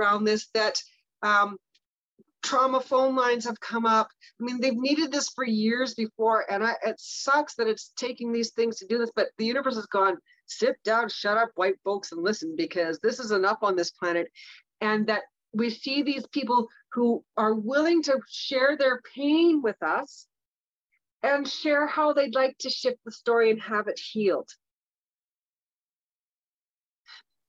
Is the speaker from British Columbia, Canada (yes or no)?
yes; Kamloops, British Columbia, Canada; I'm from Kamloops